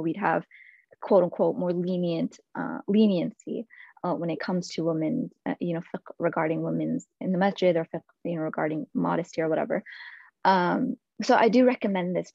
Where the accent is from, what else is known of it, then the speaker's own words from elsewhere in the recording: India; moved away; I'm originally from India